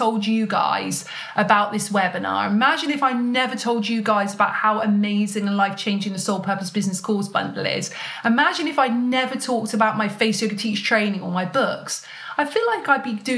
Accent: United Kingdom; being British

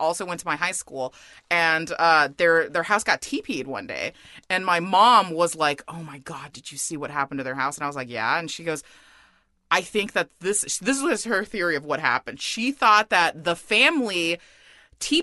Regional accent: San Gabriel Valley, California, United States; I grew up in the San Gabriel Valley

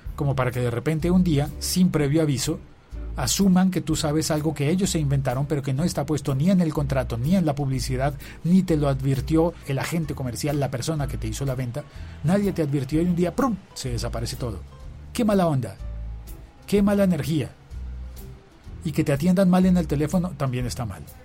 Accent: Bogotá, Colombia; yo me siento muy bogotano

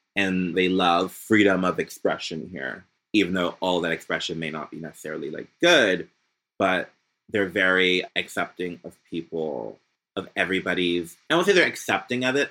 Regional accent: Philadelphia, Pennsylvania, United States; also born or lived in Orange, Virginia / Greenville, North Carolina; now in Paris, France; I was born in Philadelphia. My dad is from Boston, and then I went to school in Virginia

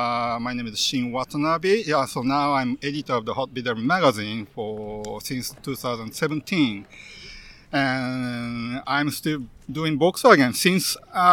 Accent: Japan; moved away as an adult; now in United States; As you guys know, I'm originally from Japan. I moved to California in 1998.

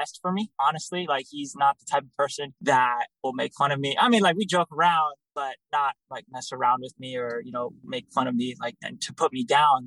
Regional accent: Chicago, Illinois, United States; I'm from Chicago, Illinois

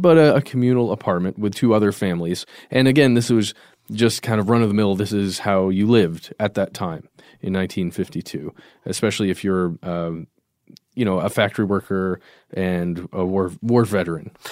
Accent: United States; we are Americans.

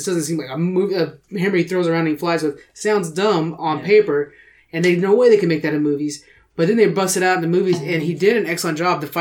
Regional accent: United Kingdom; well, I'm British.

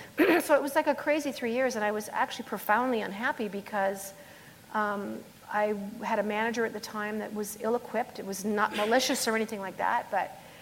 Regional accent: Springbank, Alberta, Canada; this is my hometown, basically. {S2} Yeah. {S3} I mean, I'm from Springbank

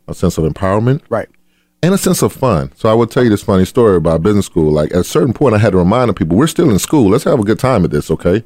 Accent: Adel, Georgia, United States; I grew up in a town called Adel, Georgia

